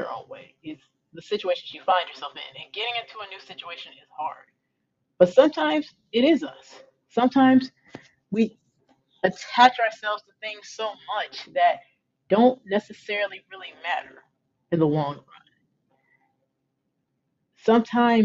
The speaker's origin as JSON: {"language": "English", "area": "Metro Detroit area", "region": "Michigan", "country": "United States", "tie": "born or raised there", "also_born_or_lived": "Los Angeles", "moved": "as an adult", "said": "my home state of Michigan, in the Metro Detroit area"}